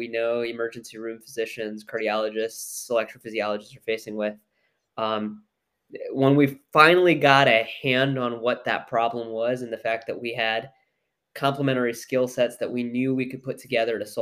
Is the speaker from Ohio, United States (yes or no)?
yes; Mason, Ohio, United States; I grew up in Mason, Ohio, and that's actually, you know, punchline is that's where the business is located.